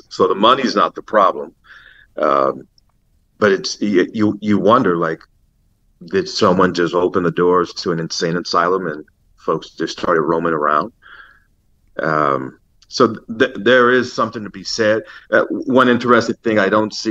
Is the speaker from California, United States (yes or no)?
yes; Los Angeles, California, United States; Growing up in L.A., I grew up in the Hancock Park section of L.A.